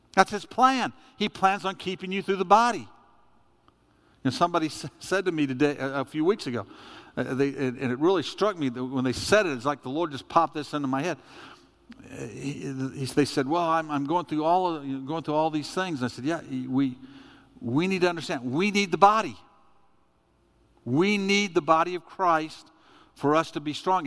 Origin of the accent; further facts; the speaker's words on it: United States; I'm an American